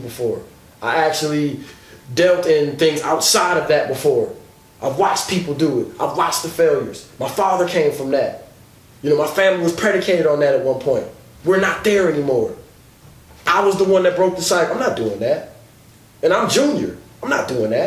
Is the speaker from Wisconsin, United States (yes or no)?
yes; Milwaukee, Wisconsin, United States; I'm from Milwaukee